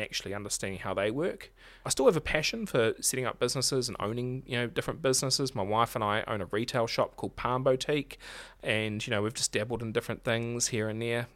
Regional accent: Marlborough, New Zealand; now in Nelson, New Zealand; I'm originally from Marlborough

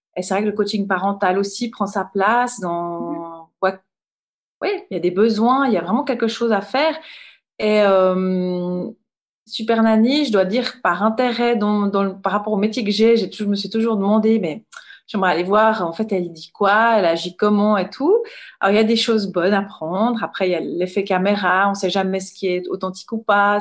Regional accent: Rolle, Vaud, Switzerland; je viens de Rôle. C'est une petite ville, euh, village au bord du lac Léman, entre, euh, Lausanne et Genève. Et, bah, j'ai grandi là

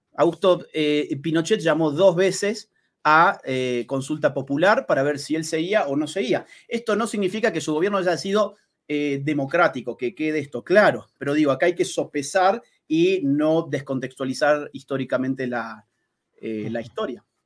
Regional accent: Argentina; como por ejemplo el mío, Argentina, nosotros somos vecinos de Chile

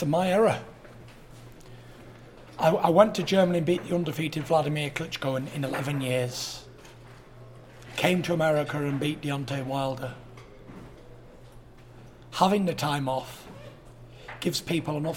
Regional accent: United Kingdom; As true British gents

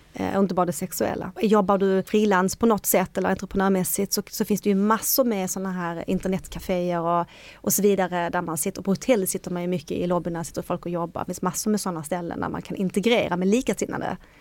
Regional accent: Sweden; I Sverige är vi inte så sociala

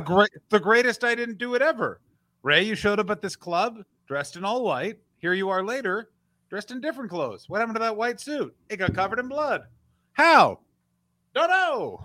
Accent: Canada; I'm Canadian

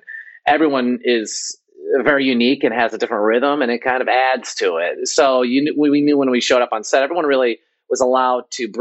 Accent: Chicago, Illinois, United States; moved away as an adult; I grew up in Chicago, and you know, my father's from India, my mother's from Poland.

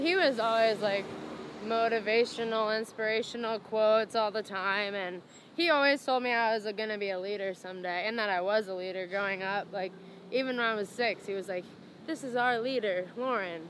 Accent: Indiana, United States; I grew up in Indiana

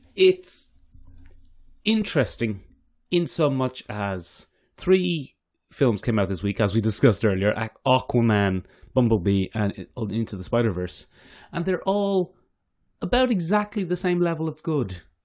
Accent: Ireland; as an Irish person

